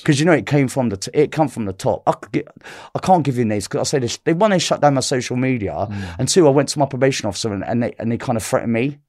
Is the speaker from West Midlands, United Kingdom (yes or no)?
no; London, United Kingdom; I'm from South London